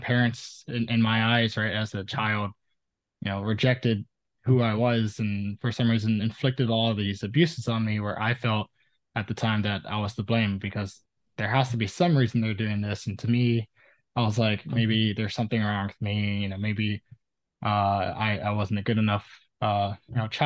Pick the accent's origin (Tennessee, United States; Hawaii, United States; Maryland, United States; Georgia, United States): Hawaii, United States; Oahu; I was born and raised on Oahu, a small island in Hawaii in the Pacific Ocean.